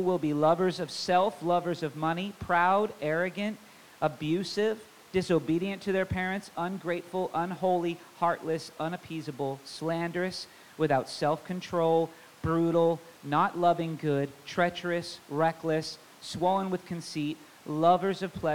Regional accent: Tacoma, Washington, United States; I didn't grow up in Federal Way. I grew up in Tacoma, so I do know this area pretty well

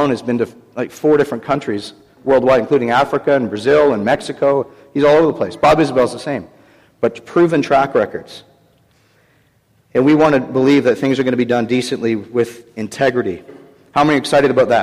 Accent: Canada; I'm from Canada

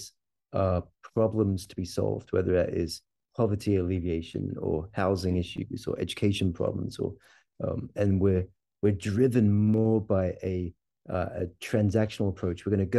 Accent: Stonehaven, Scotland, United Kingdom; moved away as an adult; now in Kentucky, United States; I'm originally from Scotland, a little town called Stonehaven up in the northeast of Scotland, fishing village up there. And I am planted a church in a small town in Kentucky, just outside Louisville

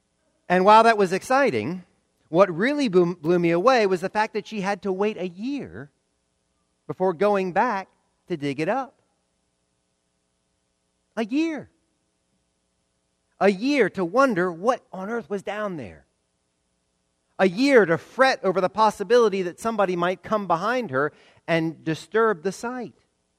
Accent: the South, United States; And that last one pains me as a Southerner.

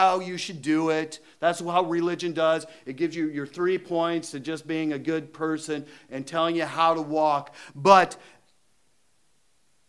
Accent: Iowa, United States; I'm from Iowa.

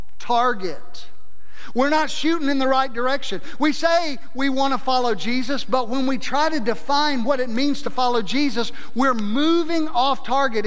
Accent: South Mississippi, United States; moved away as an adult; also born or lived in North Idaho; growing up in South Mississippi

